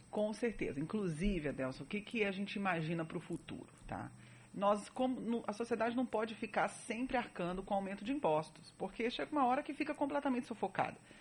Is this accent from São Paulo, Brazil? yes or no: no; Brasília, Federal District, Brazil; moved away as an adult; also born or lived in Rio de Janeiro / Niterói; now in Salvador, Brazil; Eu nasci em Brasília.